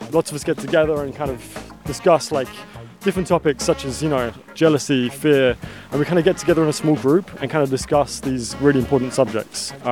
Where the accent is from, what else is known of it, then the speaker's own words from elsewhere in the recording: East of England, United Kingdom; now in Slovenia; I'm from Essex in England, uh, which is about an hour and a half from London uh, by train.